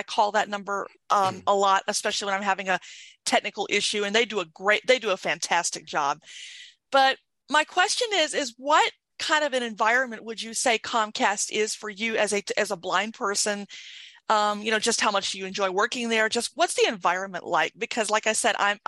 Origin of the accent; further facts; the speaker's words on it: the South, United States; now in Washington State, United States; I'm from the South